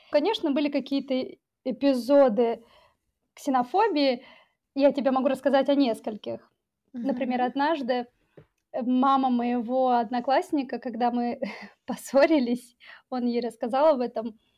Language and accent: Russian; Tajikistan; Да, я таджичка. Дело в том, что в течение многих лет мне было сложно понять, а вообще кто я.